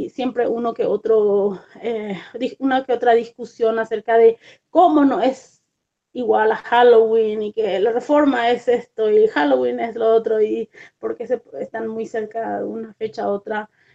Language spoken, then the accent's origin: Spanish; Paraguay; moved away as an adult; also born or lived in Argentina; now in United States; yo soy originalmente de Paraguay, pero hace muchos años que vivo en los Estados Unidos